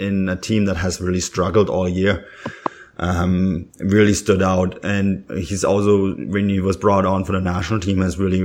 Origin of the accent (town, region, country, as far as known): Germany